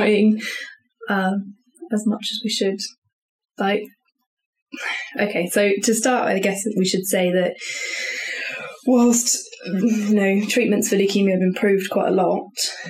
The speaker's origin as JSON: {"language": "English", "country": "United Kingdom", "said": "we as British people"}